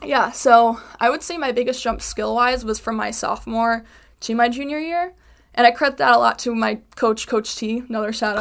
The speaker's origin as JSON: {"language": "English", "town": "Chicago", "region": "Illinois", "country": "United States", "moved": "as an adult", "lives_now": "Connecticut, United States", "said": "I am from Chicago"}